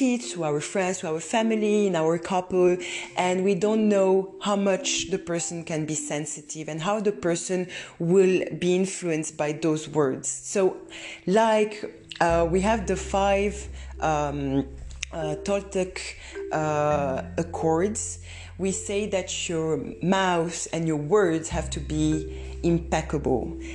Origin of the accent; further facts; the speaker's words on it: Romania; moved away; I'm coming from Romania, where at that time we didn't talk about process